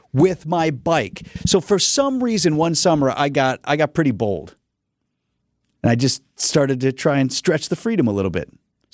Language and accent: English; Wauwatosa, Wisconsin, United States; I grew up in Wauwatosa.